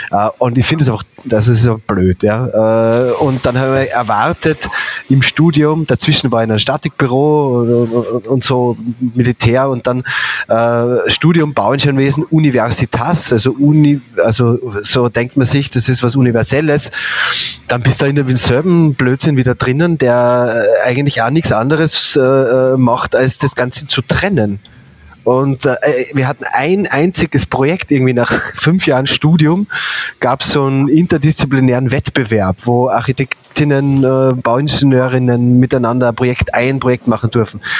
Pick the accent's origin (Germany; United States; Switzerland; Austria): Austria; Bad Gastein, Salzburg; ich komme aber aus den Bergen, also aus Bad Gastein.